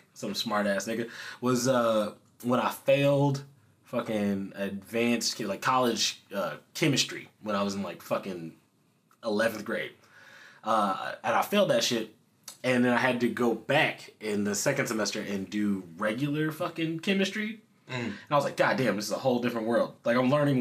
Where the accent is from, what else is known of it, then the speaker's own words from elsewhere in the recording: the South, United States; growing up in the South